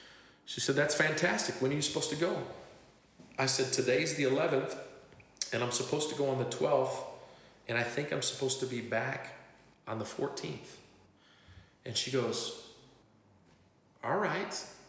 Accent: Tlajomulco de Zuniga, Jalisco, Mexico; arrested them in my hometown of Tlajomulco de Zuniga in Mexico

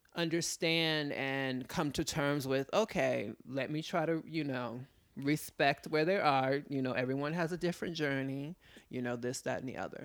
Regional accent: New York City, New York, United States; my father was in the military, predominantly, um, I was raised in Manhattan

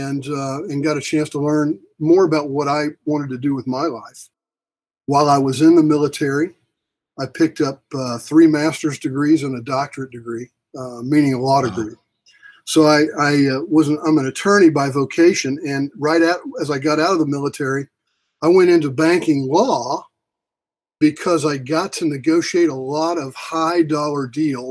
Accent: Oklahoma City, Oklahoma, United States; I grew up in Oklahoma City

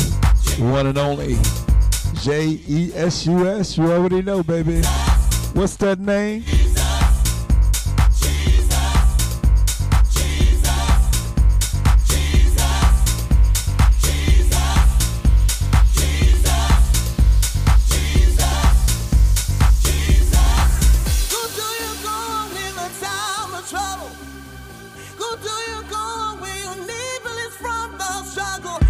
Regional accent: New York metropolitan area, United States; also born or lived in South Carolina / North Carolina; Listening from the New York, New Jersey metropolitan area. It's my hometown, baby.

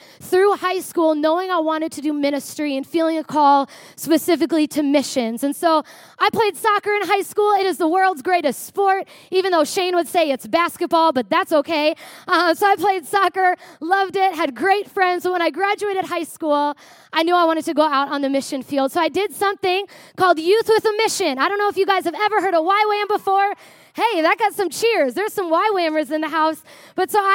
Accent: Prior Lake, Minnesota, United States; I grew up in Prior Lake, Minnesota.

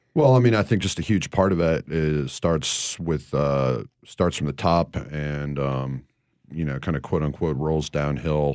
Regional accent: Northeast, United States; moved away; growing up in the Northeast

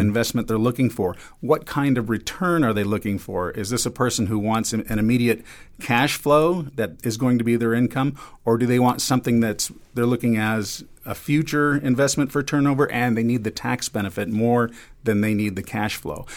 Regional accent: Los Angeles, California, United States; also born or lived in Seattle; now in Reno, United States; I'm from Los Angeles myself

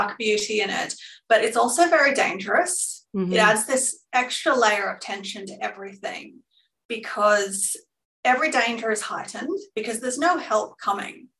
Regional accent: Glenrowan, Victoria, Australia; I certainly drew on those experiences growing up in Glenrowan

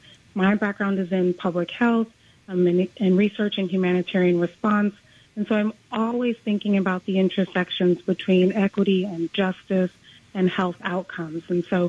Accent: New York City, New York, United States; moved away as an adult; I am originally from New York City, born and raised.

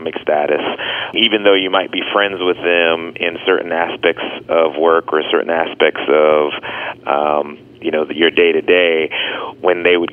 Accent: Dallas, Texas, United States; growing up in Dallas, Texas, as a Southerner

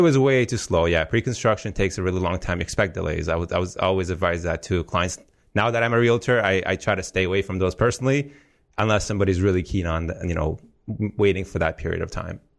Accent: Afghanistan; moved away; I come from Afghanistan, as you know, so war-torn country. So your typical immigr-, immigrant story

